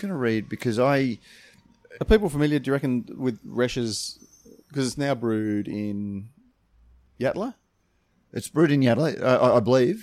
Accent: Australia; we're from Australia.

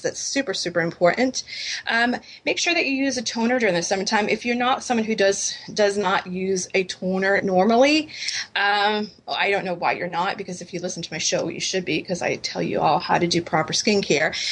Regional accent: New England, United States; I grew up in New England and we grew up at Dunkin' Donuts

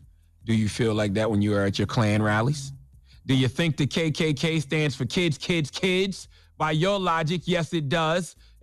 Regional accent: United States; I'm not appalled by Shauna and Betty. I'm not disgusted by Shauna and Betty. I'm just American.

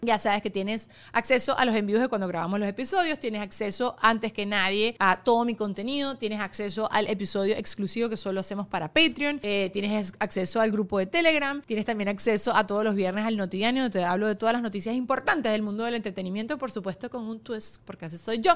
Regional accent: Venezuela; now in United States; yo tampoco que tampoco soy venezolana máximo, mi familia es inmigrante

